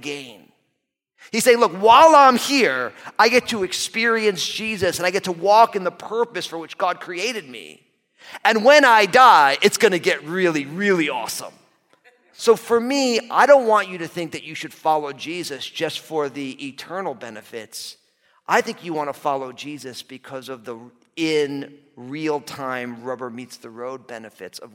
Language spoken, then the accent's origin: English; New Jersey, United States; I'm an all-Italian kid from New Jersey.